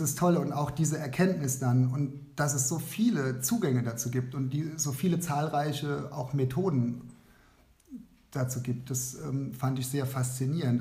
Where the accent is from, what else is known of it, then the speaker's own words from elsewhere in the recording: Kaiserslautern, Rhineland-Palatinate, Germany; Ich bin aus Kaiserslautern, bin dort ähm, Lehrer an einer Realschule Plus